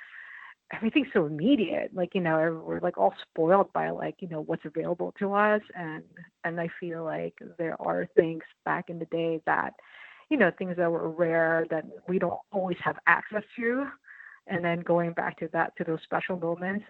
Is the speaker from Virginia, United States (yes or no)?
no; New York City, New York, United States; born or raised there; also born or lived in Philippines